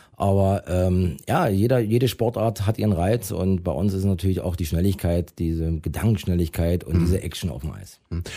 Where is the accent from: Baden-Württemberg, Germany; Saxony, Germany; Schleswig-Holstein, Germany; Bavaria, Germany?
Saxony, Germany; Weißwasser; moved away as an adult; also born or lived in Hannover / Herne / Crimmitschau; bin dann zurück wieder in meine Heimat gekommen